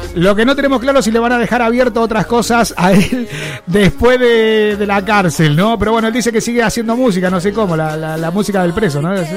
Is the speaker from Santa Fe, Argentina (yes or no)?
yes; Rosario, Santa Fe, Argentina; now in Valencia, Spain; somos todos de Rosario y loco acá nos conocemos, que somos del mismo Rioba, ¿eh? Somos el mismo barrio